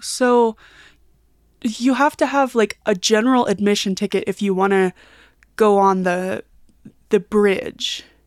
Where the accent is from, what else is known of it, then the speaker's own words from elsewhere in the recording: Kansas City, United States; now in Denver, United States; when I was a kid and I grew up in Kansas City